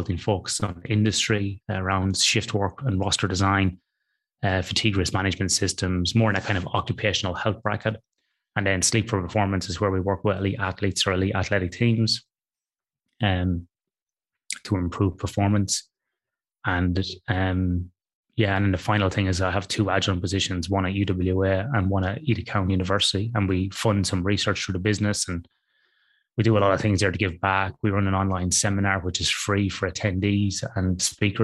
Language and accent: English; Athlone, Leinster, Ireland; moved away as an adult; now in Western Australia, Australia; I grew up in a town in the middle of Ireland, Ross, that you would know, called Athlone on the River Shannon.